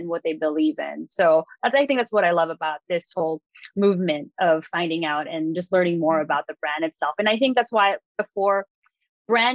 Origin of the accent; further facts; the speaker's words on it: Philippines; as a Filipina